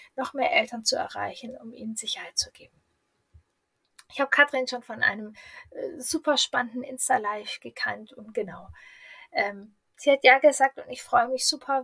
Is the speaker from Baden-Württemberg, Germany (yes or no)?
no; Hanover, Lower Saxony, Germany; ich komme aus Hannover